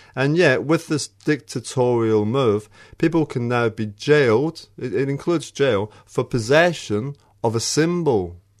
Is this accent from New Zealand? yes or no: no; Australia; as an Australian